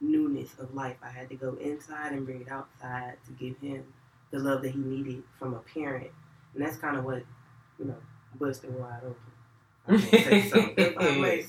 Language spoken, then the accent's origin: English; Atlanta, Georgia, United States; I'm from Atlanta, Georgia, y'all. I grew up in the West Side